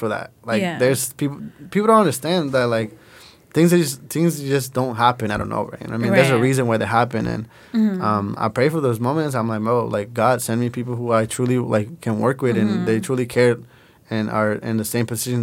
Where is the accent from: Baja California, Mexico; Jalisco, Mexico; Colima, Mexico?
Jalisco, Mexico; Puerto Vallarta; now in United States; I was born in Puerto Vallarta.